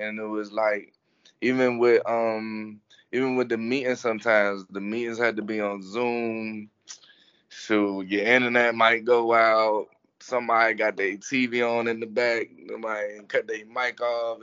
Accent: Fort Washington, Maryland, United States; moved away as an adult; now in Gainesville, United States; I grew up right in Maryland

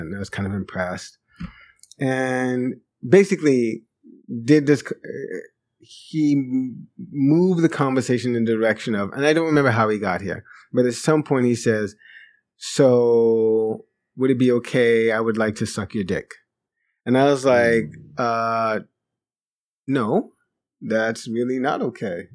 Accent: New York, United States; also born or lived in Jamaica; the school I first attended when I came to New York from Jamaica, Regent School, which I think may still exist in the, in, in, in the Bronx, not too far from mm-hmm. the house where I grew up

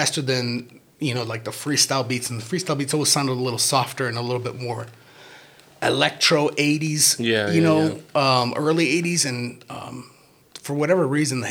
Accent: Rockford, Illinois, United States; I grew up on Rockton Avenue and Acorn Street

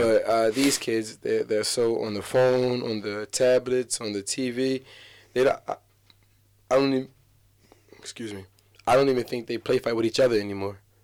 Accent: Atlantic City, New Jersey, United States

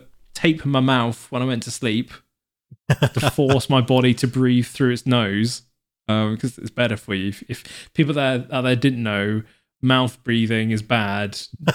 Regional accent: Devon, South West England, United Kingdom; as I'm from Devon

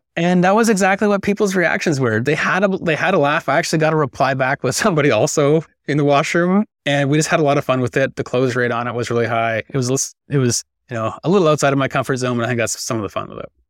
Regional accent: Victoria, British Columbia, Canada; I'm from Victoria, British Columbia. Fortunate enough to be born and raised here

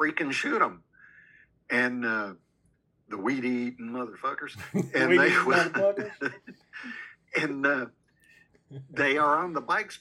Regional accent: Arkansas, United States; we are Southerners from Arkansas.

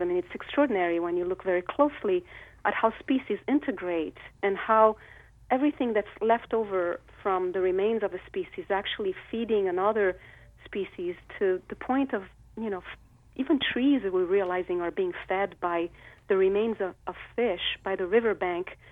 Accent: Rio de Janeiro, Brazil; I grew up in Rio de Janeiro.

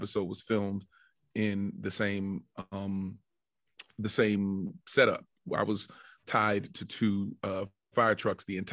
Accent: Washington, District of Columbia, United States; I'm from the Washington, D.C. metropolitan area.

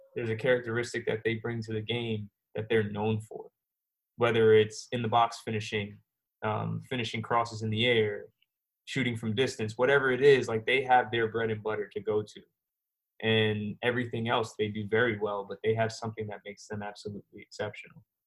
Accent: New York City, New York, United States; moved away; also born or lived in Virginia / Jamaica (ancestry); I was uh, born in Queens, New York, and uh, my family from uh, Jamaican descent

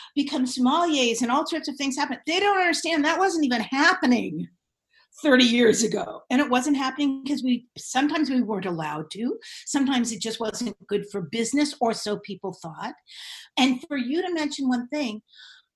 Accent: Marin County, California, United States; also born or lived in San Francisco / Davenport; I grew up in Marin County

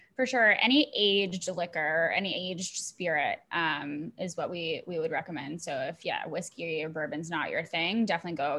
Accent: Montreal, Quebec, Canada; I am Canadian. I grew up in Montreal

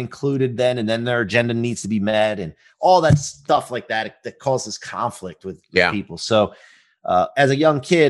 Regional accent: Maryland, United States; I grew up in Maryland

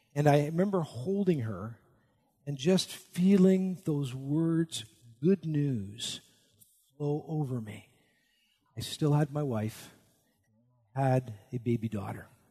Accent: Canada; I'm Canadian, at least in my spirit. I'm actually a dual citizen

